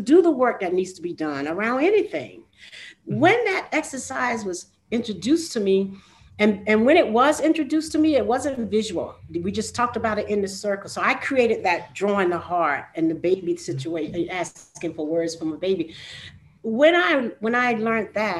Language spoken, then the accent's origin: English; North Carolina, United States; moved away as an adult; also born or lived in Durham, North Carolina / New York; born and raised in the South.